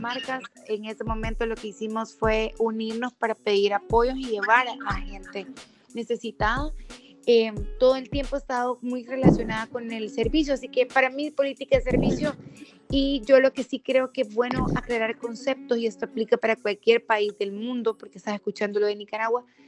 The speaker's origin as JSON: {"language": "Spanish", "region": "Sonsonate", "country": "El Salvador", "also_born_or_lived": "San Salvador", "said": "Yo soy de Sonsonate, soy sonsonateca"}